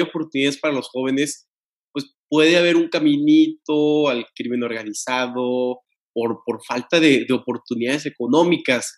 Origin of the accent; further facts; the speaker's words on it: Tampico, Tamaulipas, Mexico; yo soy de Tampico